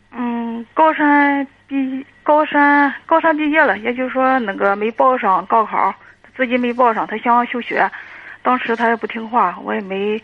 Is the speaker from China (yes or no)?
yes; Dezhou, Shandong, China; 我是德州的